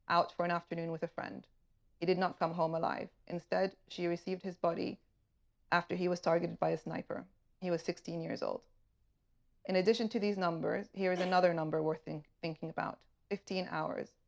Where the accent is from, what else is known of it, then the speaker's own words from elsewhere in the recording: Tripoli, Tripoli District, Libya; from Tripoli, Libya, and I was due to be with you this evening